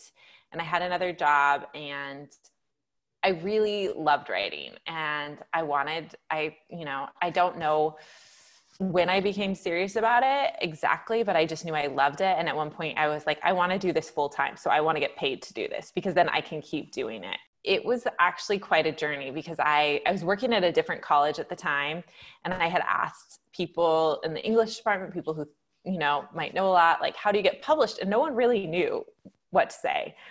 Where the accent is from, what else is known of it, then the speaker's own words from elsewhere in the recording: Stockton, California, United States; I grew up in Northern California, so I'm originally from Stockton